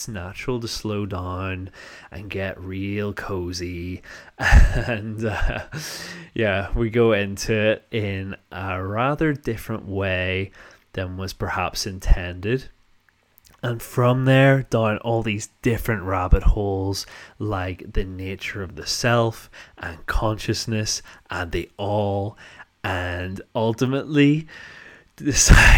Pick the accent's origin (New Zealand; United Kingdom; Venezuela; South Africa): United Kingdom; North Down, Northern Ireland; accent: posh North Down; I come from an area called North Down